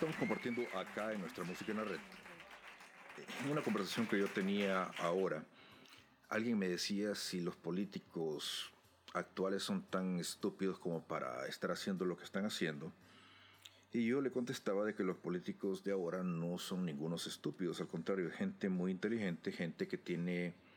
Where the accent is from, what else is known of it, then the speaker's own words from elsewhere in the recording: El Salvador; mi país, en El Salvador